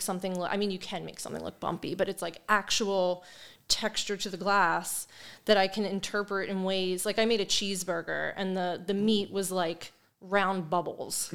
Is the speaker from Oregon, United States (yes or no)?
no; Perry Hall, Maryland, United States; also born or lived in Hamilton, Baltimore; I grew up in Perry Hall with my mom